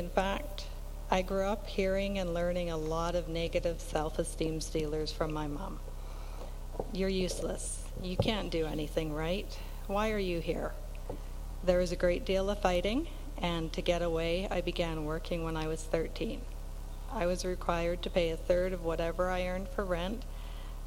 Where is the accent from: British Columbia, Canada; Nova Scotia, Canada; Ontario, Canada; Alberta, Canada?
British Columbia, Canada; North Vancouver; moved away as an adult; also born or lived in Kootenays; now in Slocan Valley, Canada; I grew up in North Van with two older brothers